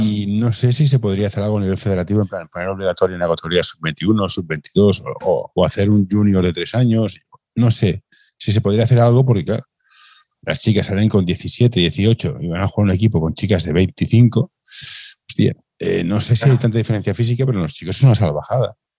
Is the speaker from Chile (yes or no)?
no; Barcelona, Catalonia, Spain; Yo soy de Barcelona